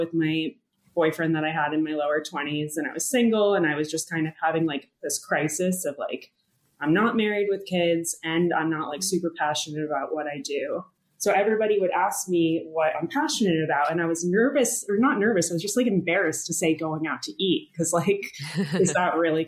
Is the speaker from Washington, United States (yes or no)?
no; New York City, New York, United States; I'm a native New Yorker, now in my 30s